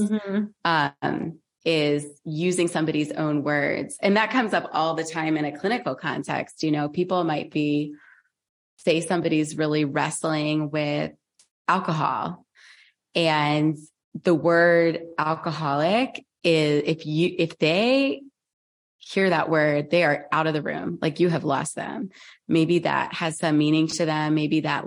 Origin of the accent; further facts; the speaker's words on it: United States; I grew up in America. I'm an American. I live in the Northeast